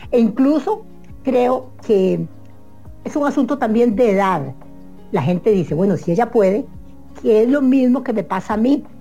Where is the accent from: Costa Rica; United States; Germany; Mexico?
Costa Rica; se, enteran que, que, vos sos costarricense y entonces ellos, el mismo sistema pone a la gente costarricense a verde